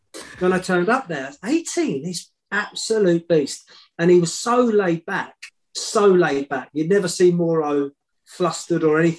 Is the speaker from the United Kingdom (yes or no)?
yes; Welwyn Garden City, East of England, United Kingdom; I was born in Wellington City, not far away